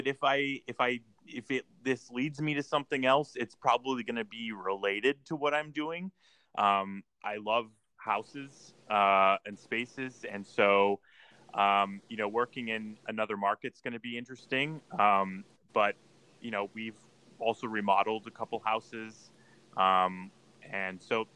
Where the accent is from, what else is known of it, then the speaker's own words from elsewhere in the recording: St. Helens, Oregon, United States; also born or lived in Hawaii / Palm Springs; But we moved to Oregon when I was about two. So I grew up primarily just around Portland, but mostly in St. Helens, Oregon